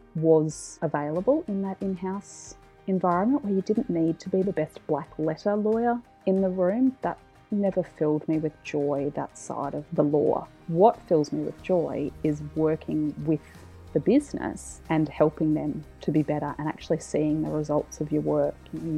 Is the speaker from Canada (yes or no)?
no; Mackay, Queensland, Australia; now in Brisbane, Australia; My parents are still in Mackay. It feels weird to say that I'm from Mackay though, because I only lived there for 5 years and I've now lived in Brisbane for over 20.